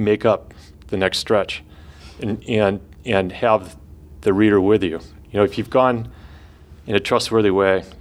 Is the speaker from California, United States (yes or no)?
yes; Northern California, United States; growing up in California, in Northern California